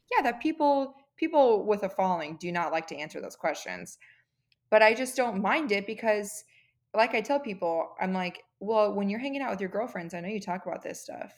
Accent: California, United States; moved away as an adult; also born or lived in San Diego, California; now in Arizona, United States; my husband and I are both originally from California

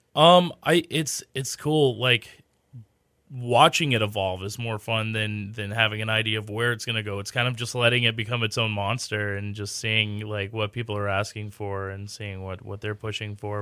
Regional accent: Katy, Texas, United States; I grew up in Katy. I went to Maid Creek High School

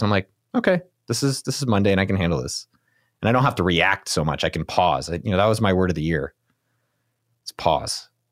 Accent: Silicon Valley, California, United States; I grew up in Silicon Valley

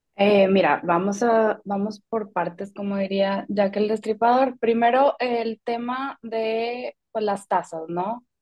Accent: Mexico; siendo mexicanos

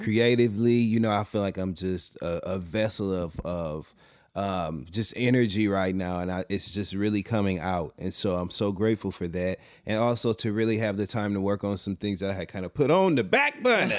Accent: Flint, Michigan, United States; also born or lived in Detroit, Michigan

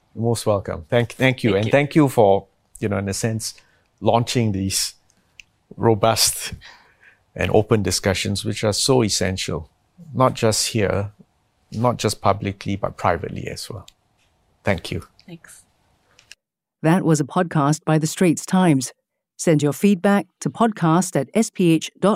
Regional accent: Singapore; I'm from Singapore

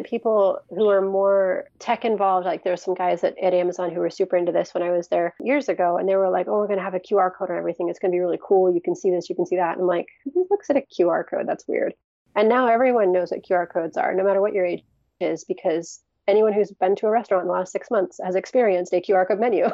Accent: Seattle, Washington, United States; I was born and raised in the Seattle area

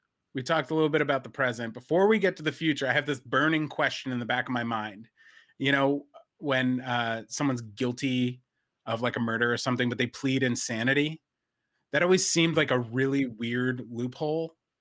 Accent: New Jersey, United States; where I grew up in New Jersey

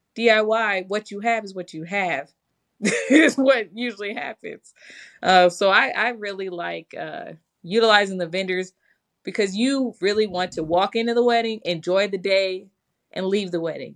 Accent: Michigan, United States; I'm from Michigan. We have a lot of snow up there.

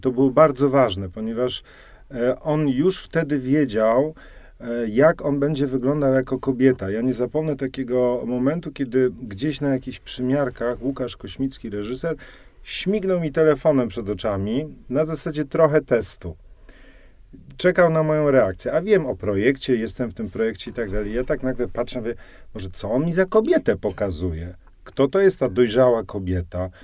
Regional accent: Silesian Voivodeship, Poland; now in Warsaw, Poland; Ja jestem krawcem ze Śląska

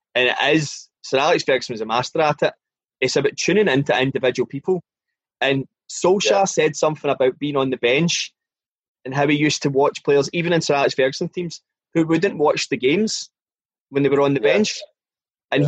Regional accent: Scotland, United Kingdom; as a Scottish person

